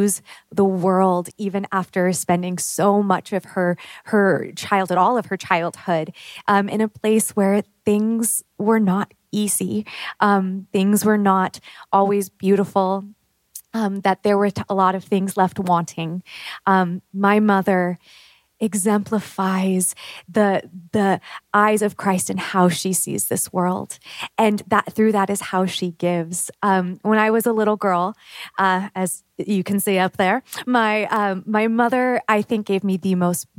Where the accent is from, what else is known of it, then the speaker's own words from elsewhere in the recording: Pacific Northwest, United States; moved away as an adult; She still lives with my father in my hometown in the Pacific Northwest